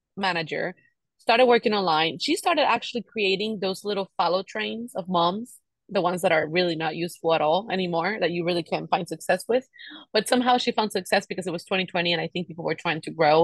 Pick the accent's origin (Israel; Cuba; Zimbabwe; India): Cuba; moved away; I grew up in Cuba, and Cuba is like living back in the fifties